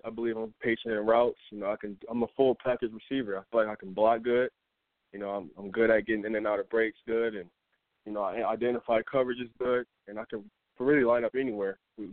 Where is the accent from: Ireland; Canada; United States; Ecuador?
United States; Flint, Michigan; also born or lived in Montrose, Michigan; growing up in Flint